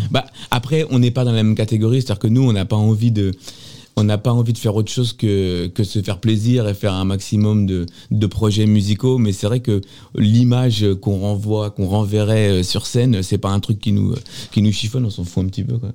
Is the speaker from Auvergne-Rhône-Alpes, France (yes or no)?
no; Sartrouville, Île-de-France, France; j'ai grandi ici moi j'ai grandi dans le quartier